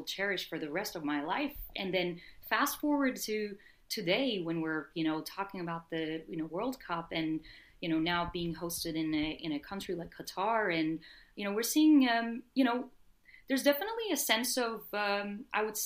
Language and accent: English; Turkey; also born or lived in Philadelphia; now in New York, United States; I was born and raised in Turkey